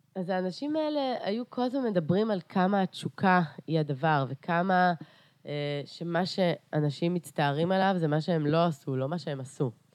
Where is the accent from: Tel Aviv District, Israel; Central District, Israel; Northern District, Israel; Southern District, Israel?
Southern District, Israel; Beersheba; also born or lived in Carpathians, Ukraine / Eilat; אני עליתי לארץ בגיל שש וחצי. אה, ו... אה, וגדלתי בבאר שבע